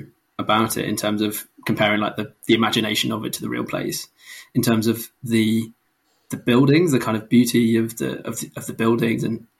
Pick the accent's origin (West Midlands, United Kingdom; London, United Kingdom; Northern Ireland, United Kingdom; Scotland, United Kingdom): West Midlands, United Kingdom; Wolverhampton; moved away as an adult; as context, I lived and I was sort of born, grew up in Wolverhampton, which you can't really tell from my accent now. I've sort of lived down south enough to have the kind of the yam taken out of me.